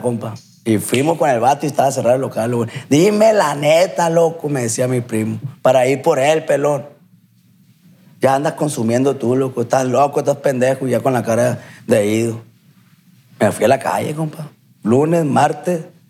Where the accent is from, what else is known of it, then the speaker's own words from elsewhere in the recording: Culiacán, Sinaloa, Mexico; soy de aquí, de Culiacán